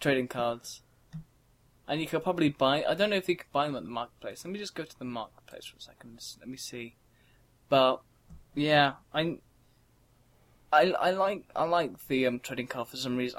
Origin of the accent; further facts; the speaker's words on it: England, United Kingdom; we're from England, so we have different terminology for it.